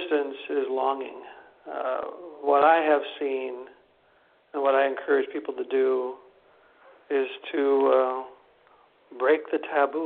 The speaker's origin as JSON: {"language": "English", "region": "Wisconsin", "country": "United States", "moved": "yes", "said": "in this very conservative little locale, which is where I'm from Wisconsin"}